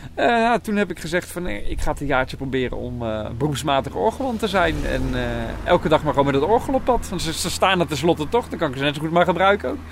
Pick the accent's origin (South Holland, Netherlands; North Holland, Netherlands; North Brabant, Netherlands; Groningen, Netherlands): South Holland, Netherlands; Nieuwkoop; ik kom uit Nieuwkoop.